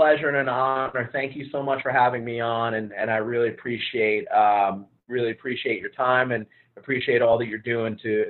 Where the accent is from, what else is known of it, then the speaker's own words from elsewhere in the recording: Long Island, New York, United States; moved away as an adult; growing up in New York around the delis and everything like